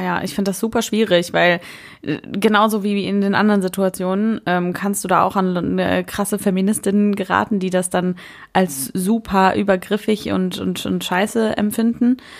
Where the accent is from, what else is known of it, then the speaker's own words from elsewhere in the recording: Germany; bei uns in der Pfalz, die nicht die Pfalz ist